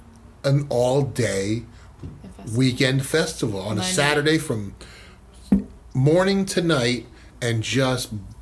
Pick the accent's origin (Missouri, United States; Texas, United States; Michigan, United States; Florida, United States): Florida, United States; moved away as an adult; now in Bakersfield, United States; I'm from Florida originally